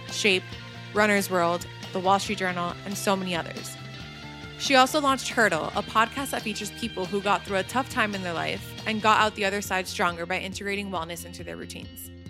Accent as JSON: {"language": "English", "town": "Trumbull", "region": "Connecticut", "country": "United States", "tie": "born or raised there", "moved": "as an adult", "lives_now": "New York City, United States", "said": "So I grew up in Trumbull, Connecticut."}